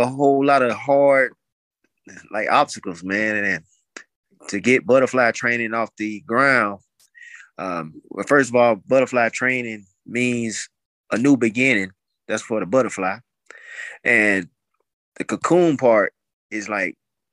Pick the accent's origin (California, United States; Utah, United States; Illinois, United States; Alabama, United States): Alabama, United States; Montgomery; I'm originally from Montgomery